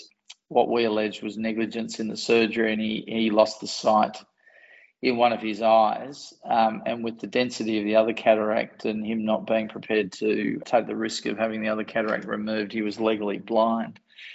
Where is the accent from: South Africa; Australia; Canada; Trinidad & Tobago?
Australia; Newcastle, New South Wales; I actually grew up in a non-National Party regional area.